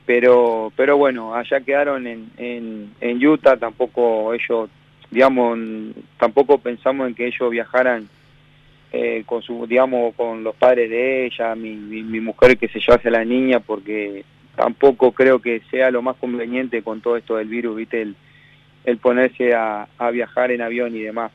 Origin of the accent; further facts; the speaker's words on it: Uruguay; moved away as an adult; also born or lived in Zaragoza, Spain; now in United States; yo me fui de Uruguay con 21 casi recién cumplido